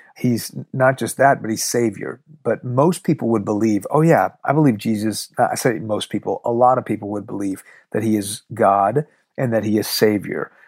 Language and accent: English; Houston, Texas, United States; first language Farsi; English is a second language; also born or lived in Iran; I was born in Houston, but when I was two, we moved to Iran. When I was six, the revolution hit and we moved back.